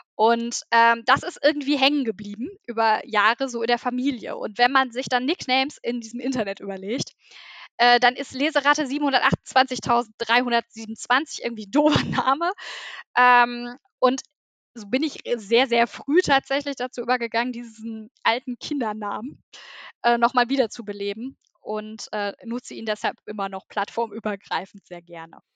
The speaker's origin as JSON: {"language": "German", "area": "southern Sauerland", "region": "North Rhine-Westphalia", "country": "Germany", "tie": "born or raised there", "also_born_or_lived": "Bochum", "moved": "as an adult", "said": "ich komme äh, gebürtig aus dem südlichen Sauerland, äh, bin dann zum Studium nach Bochum gegangen"}